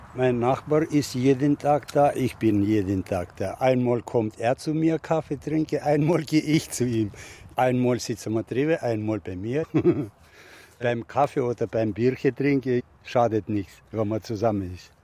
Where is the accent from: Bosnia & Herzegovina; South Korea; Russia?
Russia; Siberia; also born or lived in Northern Germany; now in Germany; Ich komme aus Sibirien